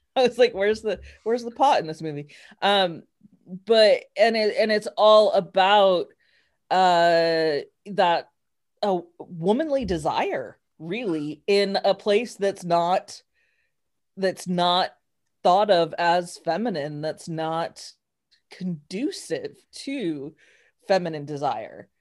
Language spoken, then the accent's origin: English; New Mexico, United States; I'm from New Mexico